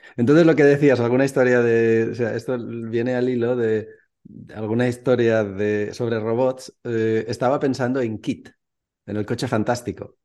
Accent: Valencia, Valencian Community, Spain; moved away as an adult; also born or lived in Mallorca / Barcelona; now in Czech Republic; soy de Valencia, vivo en la República Checa porque mi mujer es checa.

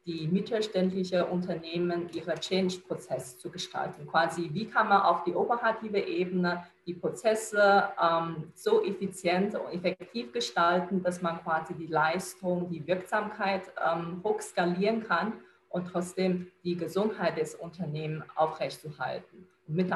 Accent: China; now in Germany; Ich bin {S1} Chinesin, äh, in China geboren, aufgewachsen. Vor acht Jahren bin ich nach Deutschland gekommen.

